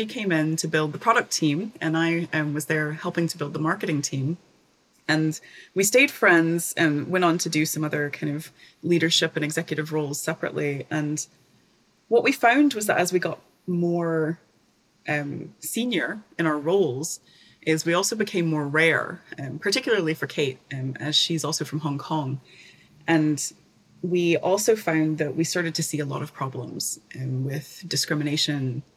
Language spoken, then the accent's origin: English; East Tennessee, United States; moved away as an adult; also born or lived in Edinburgh, Scotland; So I'm from Tennessee originally, the East Tennessee, the mountains, the Smoky Mountains of Tennessee